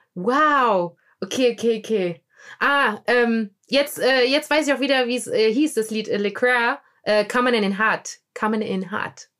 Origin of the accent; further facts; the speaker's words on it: Germany; wir Deutschen